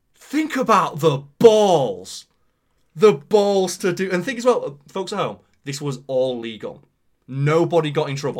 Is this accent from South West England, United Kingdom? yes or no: no; Pontefract, Yorkshire and the Humber, United Kingdom; Pontefract, my hometown